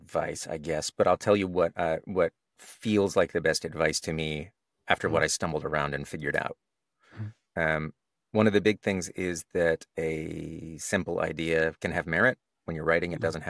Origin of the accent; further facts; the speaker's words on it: Texas, United States; accent: Texas; Well, I grew up in Texas, so I used to have an accent.